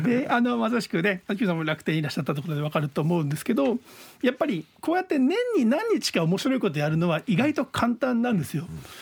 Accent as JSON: {"language": "Japanese", "region": "Fukuoka", "country": "Japan", "tie": "born or raised there", "said": "僕福岡市内出身"}